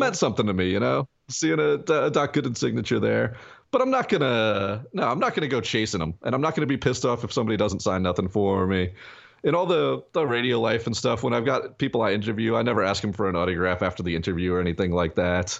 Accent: Long Beach, New York, United States; born or raised there

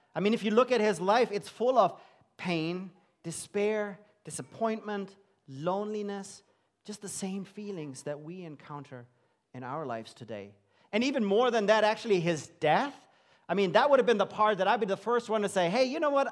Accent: Germany; moved away as an adult; also born or lived in London, England; I grew up in Germany

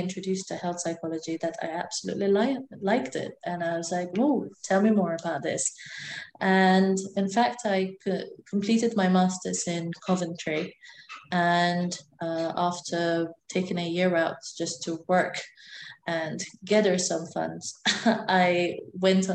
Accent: Malta; moved away as an adult; now in Glasgow, United Kingdom; I am from Malta, and I've lived there for a big amount of my life, a large portion of my life

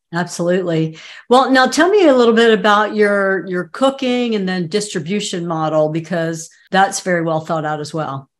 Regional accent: Southeast United States, United States; I'm from the Southeast United States

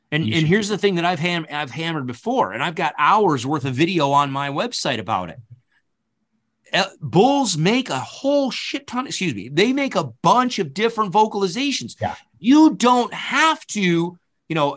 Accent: upstate New York, United States; born or raised there; also born or lived in Kentucky

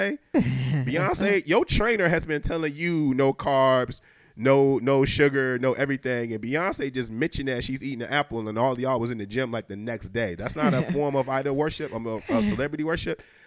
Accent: Detroit, Michigan, United States; moved away; I'm from Detroit

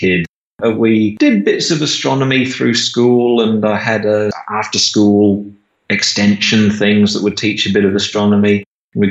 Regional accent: Perth, Western Australia, Australia; So I grew up in Perth, Western Australia. I've pretty much lived here all my life.

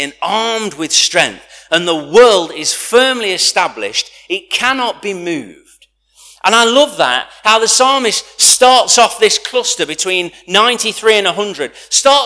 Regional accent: United Kingdom; as a British culture, we hold back

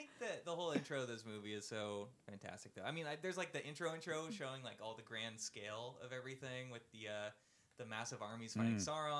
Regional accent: Santa Cruz, California, United States; I grew up in Santa Cruz, there's a lot of hiking to do around there.

